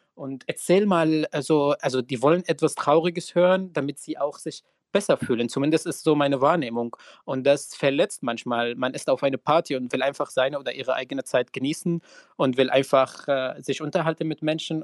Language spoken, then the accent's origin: German; Syria; German is a second language; now in Germany; ich queer und geflüchtet bin und aus Syrien komme